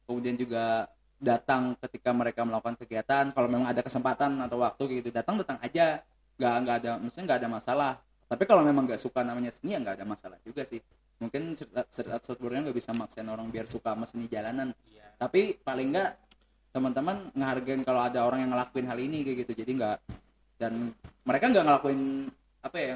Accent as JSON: {"language": "Indonesian", "region": "South Kalimantan", "country": "Indonesia", "said": "saking saking ya tuh kadang keluar bahasa Banjarnya gitu karena kita emang orang"}